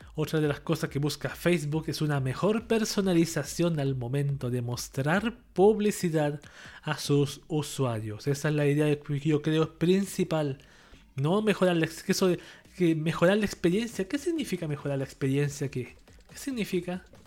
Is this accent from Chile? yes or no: yes; Chile